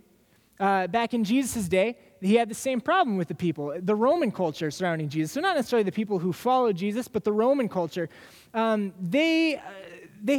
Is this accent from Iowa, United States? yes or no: yes; Des Moines, Iowa, United States; now in Minnesota, United States; I grew up in Des Moines. I'm not from the Twin Cities.